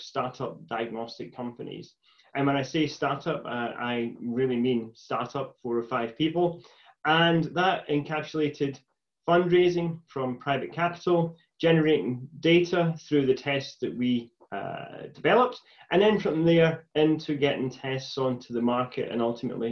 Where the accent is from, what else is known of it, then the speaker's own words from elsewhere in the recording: Stewarton, Scotland, United Kingdom; also born or lived in Glasgow; I was born in East Ayrshire, in a village called Stewarton, and was the first of my family to go to and successfully come through university